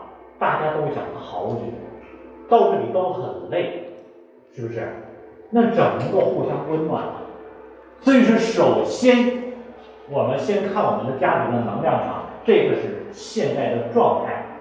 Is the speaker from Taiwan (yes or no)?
no; China; 因为我们都是中国人